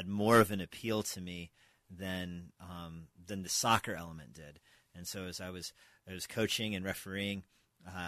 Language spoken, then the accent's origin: English; New Mexico, United States; moved away as an adult; also born or lived in Albuquerque / Philippines; now in Springfield, Virginia, United States; I grew up in New Mexico, came to faith in New Mexico, went to the University of New Mexico